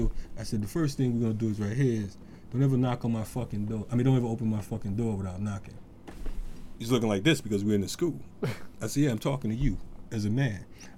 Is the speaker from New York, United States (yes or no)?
no; Bridgeport, Connecticut, United States; I'm from Bridgeport, Connecticut.